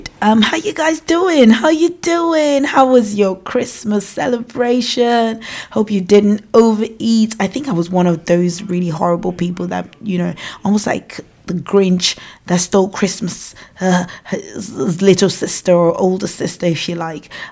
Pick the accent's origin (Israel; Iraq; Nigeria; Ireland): Nigeria; accent: African; moved away as an adult; now in United Kingdom; I have an African accent because I was born and raised in Nigeria, and I came to the United Kingdom when I was 19 years old.